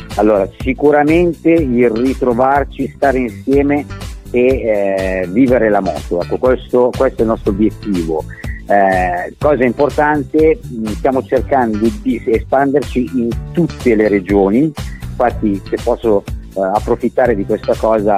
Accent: Varese, Lombardy, Italy; io sono di Varese

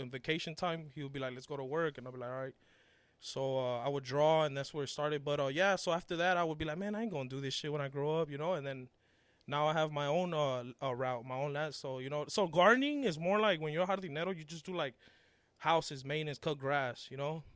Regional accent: Los Angeles, California, United States; born or raised there; English is a second language; also born or lived in Mexico

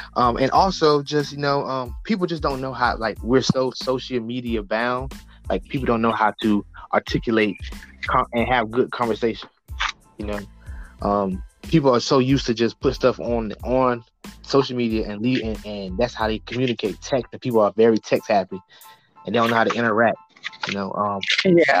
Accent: the South, United States; also born or lived in Norfolk, Virginia; I grew up in the South

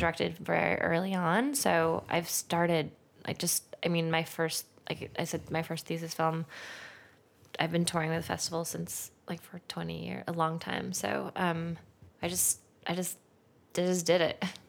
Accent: Santa Monica, California, United States; I'm from Santa Monica

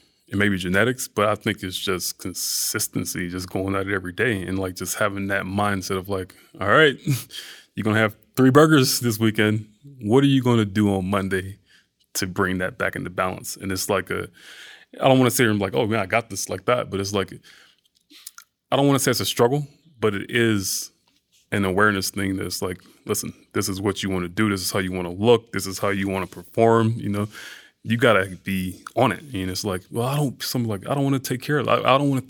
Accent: the South, United States; and I'm from the South, so it's like food, that's a big part of Southern culture, you know?

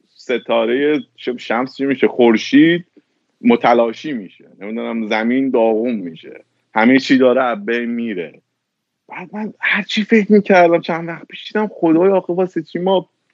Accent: Iran; now in United States; من وقتی از ایران اومدم بیرون اومدم آمریکا

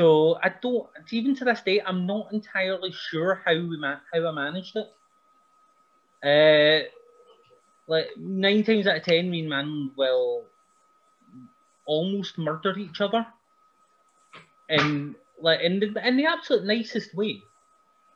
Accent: Helmsworth, Scotland, United Kingdom; I got to wrestle in my hometown

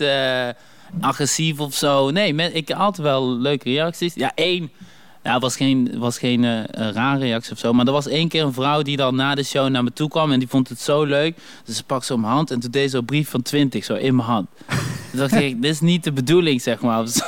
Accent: Dommelen, North Brabant, Netherlands; accent: Brabant; also born or lived in Congo; ik kom uit Dommelen, weet je wel. we waren een van de eerste zwarte families daar

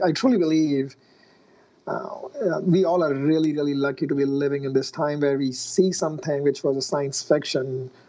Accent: India; moved away as an adult; now in United States; I grew up in India and I did my engineering in India for mechanical engineering

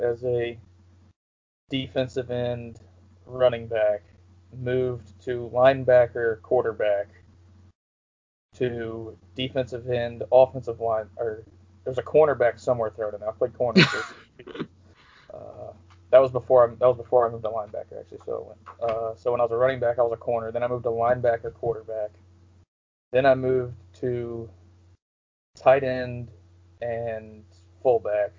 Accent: Georgia, United States; growing up in Georgia, the Dogs are a religion, basically

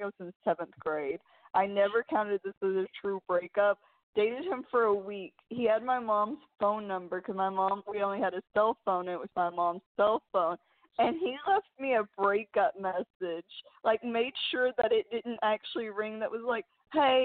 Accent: New York, United States; I'm from New York

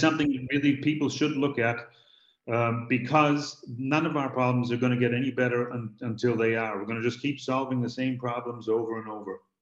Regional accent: Boston, Massachusetts, United States; I'm from Boston

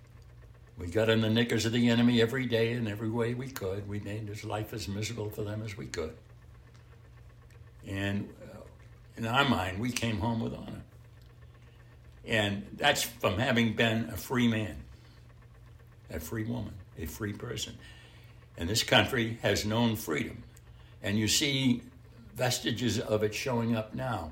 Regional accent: United States; I'm an American

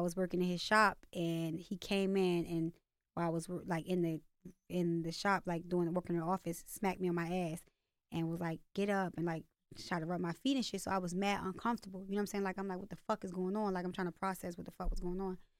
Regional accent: Baltimore, Maryland, United States; accent: Baltimore; also born or lived in California / Virginia; I moved to Baltimore when I was, like, six from Virginia

